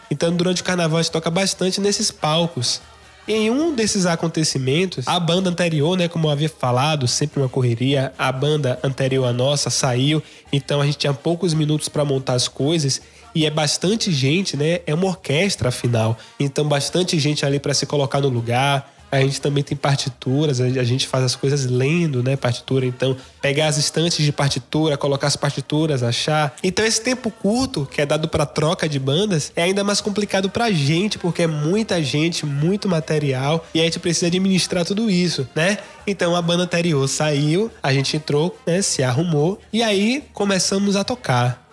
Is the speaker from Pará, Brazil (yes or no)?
no; Salvador, Bahia, Brazil; sou de Salvador, Bahia.